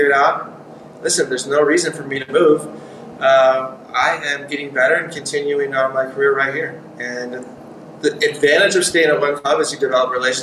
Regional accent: United States; moved away as an adult; also born or lived in Hanover, Germany; speaking English and being American

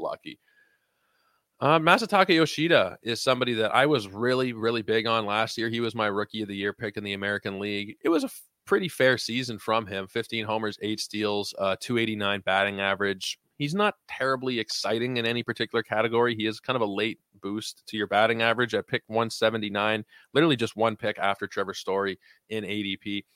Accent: Canada; as a Canadian

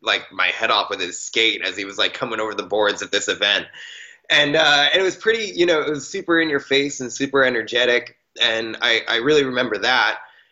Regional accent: East Coast, United States; Growing up on the East Coast, it was really, during the winter months, especially when it would get cold enough where like ponds would freeze over and stuff.

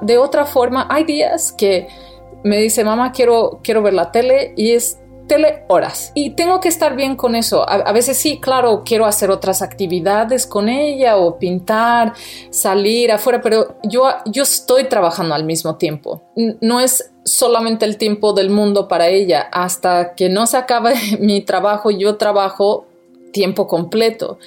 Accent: Brazil; also born or lived in Mexico; now in United States; Yo soy brasileña

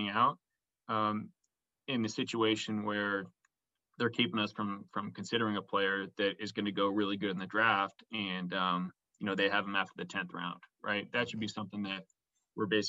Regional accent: San Francisco, California, United States; I was from San Francisco

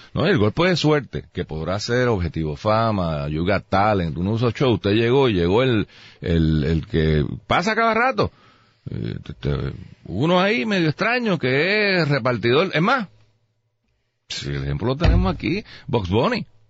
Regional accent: Puerto Rico; Yo soy boricua

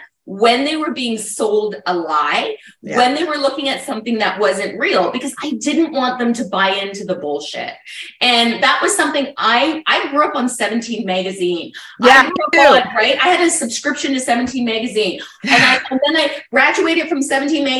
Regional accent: Burlington, Ontario, Canada; I grew up in Burlington, Ontario, just outside of Toronto.

